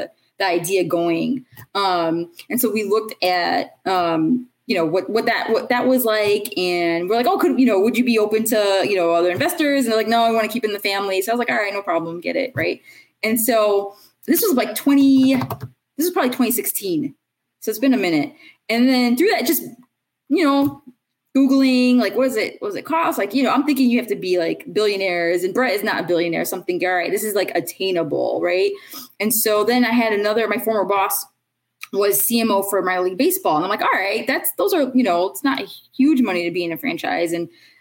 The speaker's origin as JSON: {"language": "English", "town": "Chicago", "region": "Illinois", "country": "United States", "said": "I'm from Chicago"}